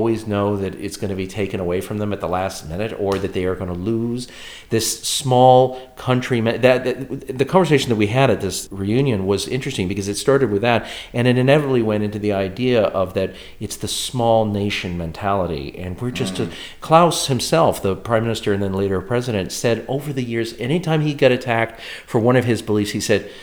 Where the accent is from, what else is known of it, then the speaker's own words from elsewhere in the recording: United States; now in Czech Republic; I live in the Czech Republic as an American.